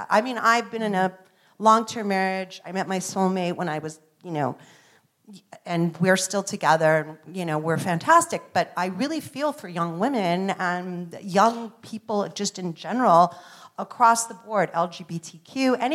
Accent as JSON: {"language": "English", "town": "Los Angeles", "region": "California", "country": "United States", "said": "I'm from Los Angeles"}